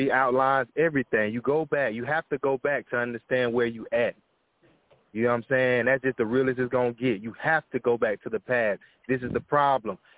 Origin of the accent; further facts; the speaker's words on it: United States; I am American. I was born here.